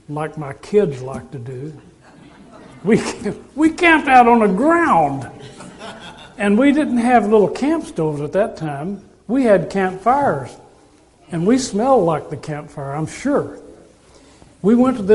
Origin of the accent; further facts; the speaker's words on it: Texas, United States; I'm from Texas